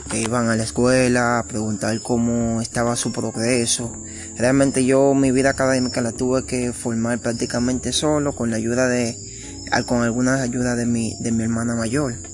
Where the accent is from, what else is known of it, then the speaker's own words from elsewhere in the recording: Sabana de la Mar, Hato Mayor, Dominican Republic; born there; nací en Sabana de la Mar, esta está ubicada al este del país, es un pequeño pueblo costero